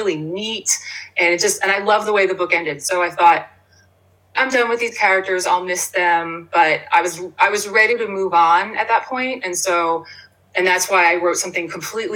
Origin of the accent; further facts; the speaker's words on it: Bayville, New Jersey, United States; now in Princeton, United States; I grew up in Ocean County. I grew up on the Jersey Shore. So though Pineville is not Bayville where I grew up